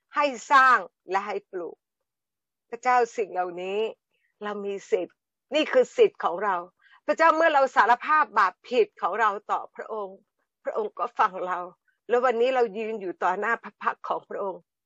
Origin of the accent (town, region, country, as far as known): Thailand